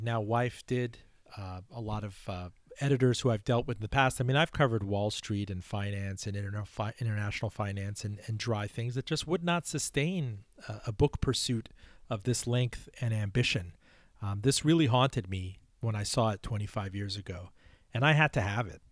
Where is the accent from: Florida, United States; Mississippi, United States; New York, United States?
Florida, United States; Miami; born or raised there; English is a second language; also born or lived in Iran